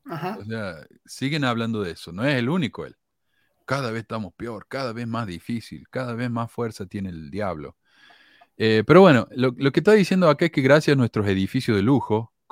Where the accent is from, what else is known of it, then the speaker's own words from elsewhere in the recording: Argentina; moved away; Eh, cuando yo me fui de Argentina, habían 298 mil miembros.